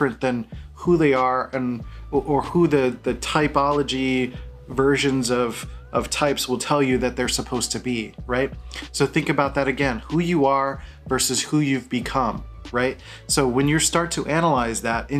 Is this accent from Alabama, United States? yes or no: no; Philadelphia, Pennsylvania, United States; I grew up in Philadelphia